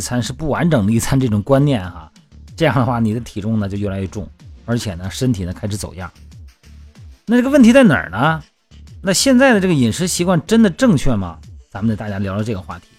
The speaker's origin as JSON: {"language": "Chinese", "region": "Shandong", "country": "China", "tie": "born or raised there", "moved": "yes", "lives_now": "Hainan, China", "said": "你看我们老家山东哈"}